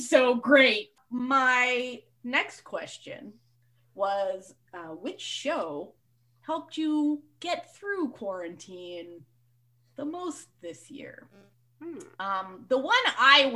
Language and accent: English; Canada; I'm from Canada